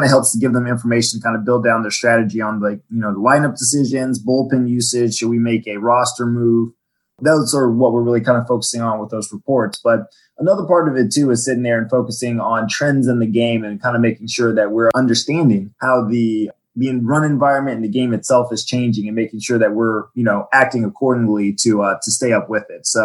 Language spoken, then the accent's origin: English; Virginia, United States; also born or lived in Washington D.C.; I'm from uh, Washington D.C. originally. I grew up on the Virginia side in Fairfax County. I moved around a lot as a kid. I was an army brat, but that's that's where I spent most of my schooling years.